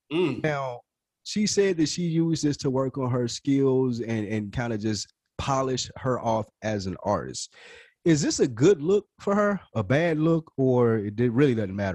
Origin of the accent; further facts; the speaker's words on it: the South, United States; I'm from the South.